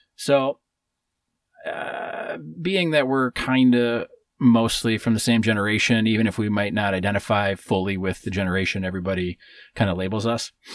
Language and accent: English; Wisconsin, United States; my hometown in Wisconsin um, was so small.